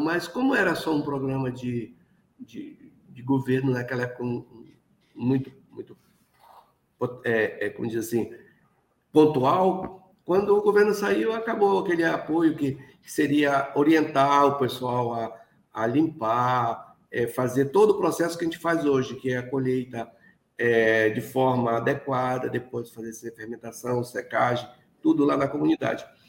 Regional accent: Oiapoque, Amapá, Brazil; desde a minha infância, porque eu sou daqui mesmo do Oiapoque, que é no estado do Amapá, lá no, da comunidade de Vila Velha, do Rio Caciporé

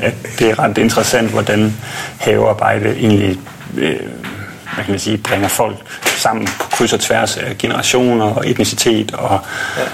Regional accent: Odense, Southern Denmark, Denmark; also born or lived in Langeland; now in Copenhagen, Denmark; jeg er vokset op på Fyn i Odense

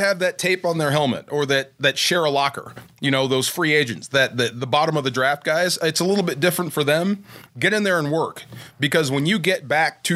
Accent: Bay Area, California, United States; I'm from the Bay Area

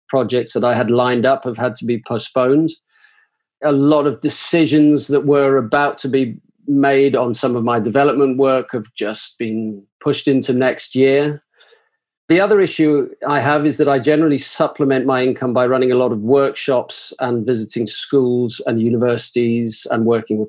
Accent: Zimbabwe; now in Manchester, United Kingdom; I'm originally from Zimbabwe in South Africa, but I have been here for now the past 40 years.

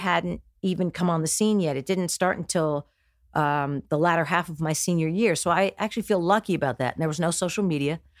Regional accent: New Jersey, United States; also born or lived in Houston, Texas; born and raised in New Jersey.

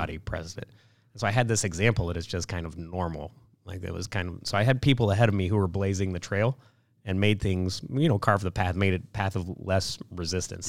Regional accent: Kansas City, United States; moved away as an adult; also born or lived in Detroit; growing up in Kansas City was fantastic

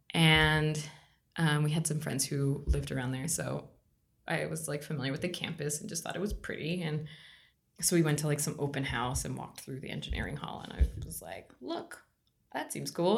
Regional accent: Virginia, United States; also born or lived in Bogota, Colombia; now in Pittsburgh, United States; I grew up in Virginia. I was born in Bogota, Colombia

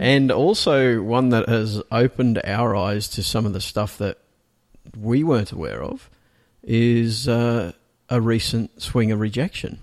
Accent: Australia; now in Singapore; I'm an Australian

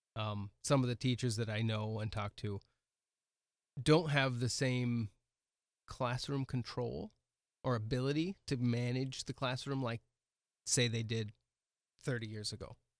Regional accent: Oregon, United States; now in Milbank, United States; I grew up in Oregon

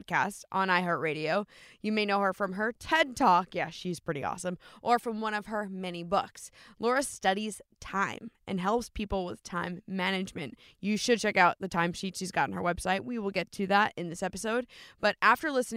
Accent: New Jersey, United States; moved away as an adult; also born or lived in New York City; now in Seattle, United States; I was born and raised in New Jersey

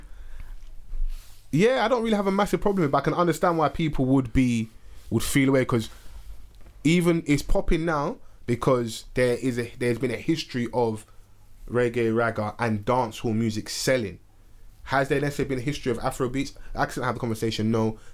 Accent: London, United Kingdom; also born or lived in Nigeria; Our parents come, we were born here. We grew up with people that have been here for 2-3 generations

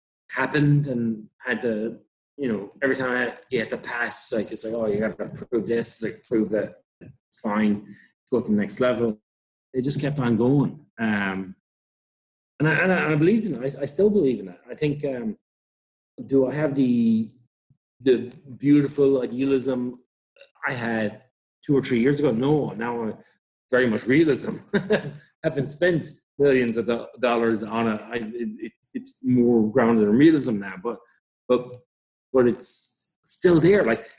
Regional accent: New York, United States; And I'm like, and listen, I'm from New York, man. We don't have a single fucking rugby field.

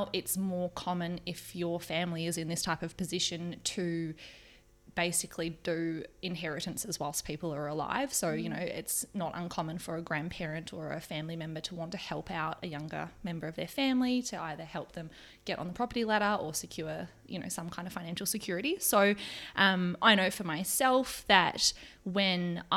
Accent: Melbourne, Victoria, Australia; moved away as an adult; now in New Zealand; I'm originally from Melbourne. I've been in New Zealand for 4 years

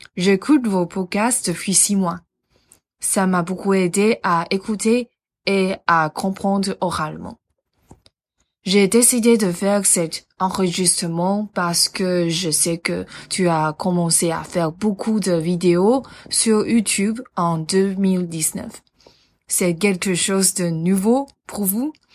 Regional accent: Taiwan; French is a second language; Je suis taïwanaise

